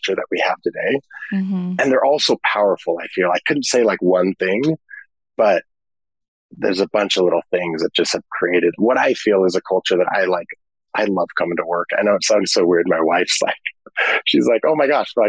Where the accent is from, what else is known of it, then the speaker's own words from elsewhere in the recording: Mission Viejo, California, United States; I grew up here in California, in Mission Viejo